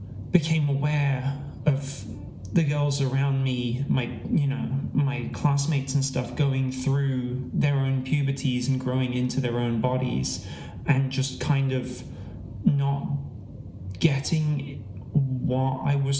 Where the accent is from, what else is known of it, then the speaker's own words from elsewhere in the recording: Gloucester, South West England, United Kingdom; born in Gloucester